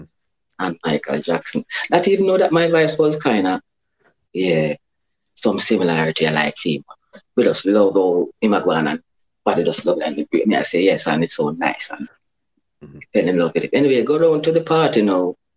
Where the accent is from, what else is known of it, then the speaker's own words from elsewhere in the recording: Kingston, Jamaica; also born or lived in Clarendon, Jamaica; I grew up in Western Kingston. That's downtown Kingston